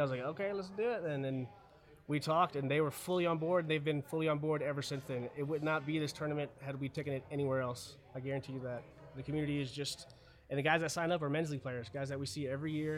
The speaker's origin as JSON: {"language": "English", "country": "Germany", "tie": "born or raised there", "moved": "yes", "lives_now": "United States", "said": "I was born in Germany, 100%. Both my parents are German."}